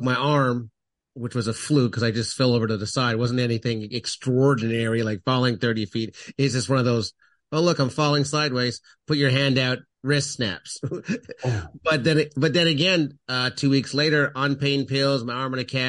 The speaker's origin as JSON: {"language": "English", "country": "Canada", "said": "I'm originally from Canada"}